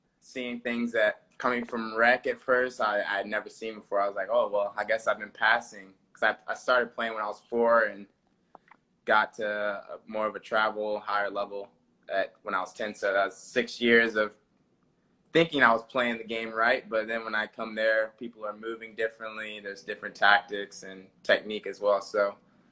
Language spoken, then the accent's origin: English; Chesapeake, Virginia, United States; born or raised there; moved away as an adult; also born or lived in Richmond, Virginia; now in Madison, United States